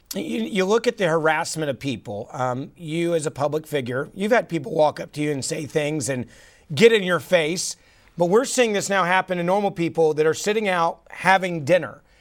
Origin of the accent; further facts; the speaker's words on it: Memphis, Tennessee, United States; my hometown of Memphis.